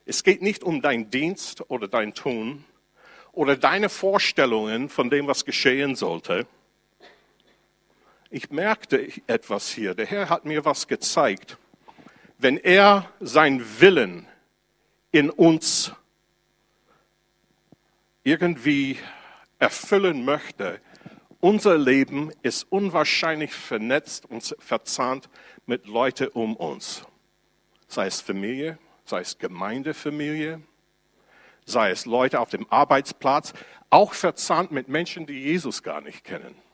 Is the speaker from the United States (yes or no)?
yes; United States; Ich komme aus den USA und dann darf ich meine Sozialversicherung beziehen